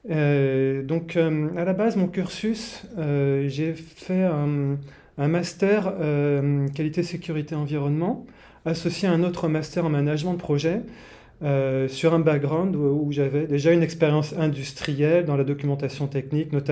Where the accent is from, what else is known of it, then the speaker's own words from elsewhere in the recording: Martinique, France; à l'origine, je viens des, pays chauds, de la Martinique.